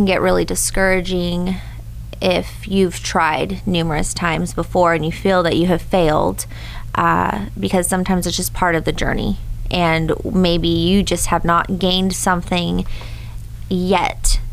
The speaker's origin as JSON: {"language": "English", "town": "Hollister", "region": "California", "country": "United States", "tie": "born or raised there", "said": "I'm from Hollister"}